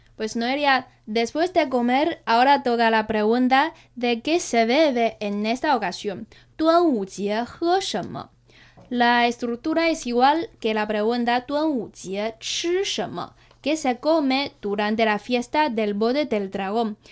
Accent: China; nosotros los chinos

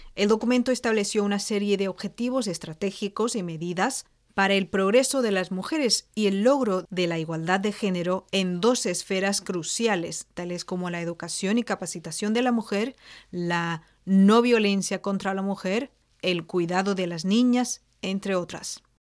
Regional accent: China; aquí en mi país

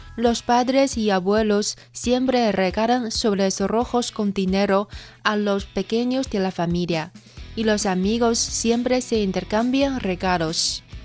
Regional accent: China; los chinos que se encuentran en todo el mundo celebramos la fiesta de la primavera

